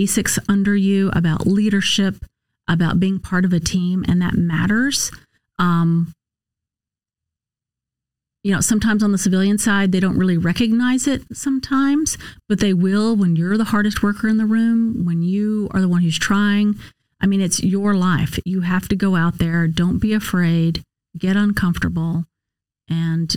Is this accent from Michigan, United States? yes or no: no; Paris, Texas, United States; also born or lived in Houston, Texas; My hometown is Paris, Texas. So I was born in Houston. We moved to Paris when I was two. And that's where I went to high school, graduated high school.